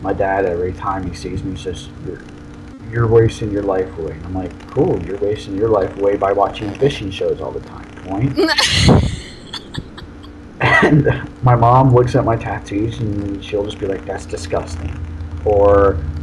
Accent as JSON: {"language": "English", "town": "St. Petersburg", "region": "Florida", "country": "United States", "tie": "born or raised there", "also_born_or_lived": "Germany", "said": "I was born and raised in St. Pete, Florida"}